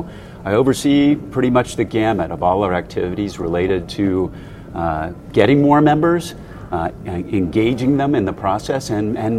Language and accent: English; Ohio, United States; moved away as an adult; now in Chicago, United States; I grew up in Ohio